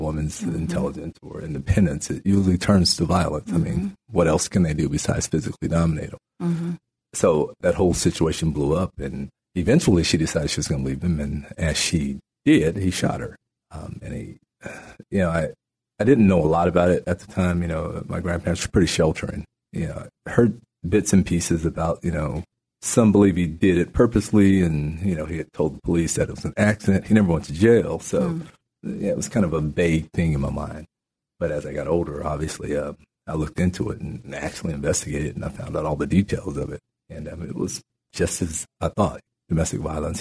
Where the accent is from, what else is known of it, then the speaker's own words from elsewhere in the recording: New Mexico, United States; also born or lived in Natchitoches Parish, Louisiana; After my mother was killed, my grandparents moved my brother and I to New Mexico, and I grew up in New Mexico